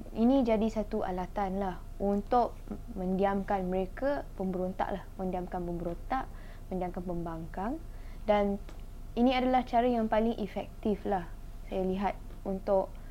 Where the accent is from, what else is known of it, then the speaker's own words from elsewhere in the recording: Malaysia; Kita sebagai rakyat Malaysia